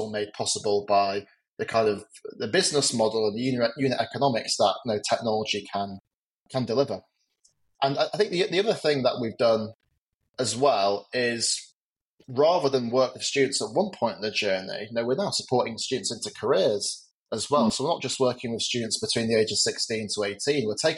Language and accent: English; England, United Kingdom; I grew up just outside London.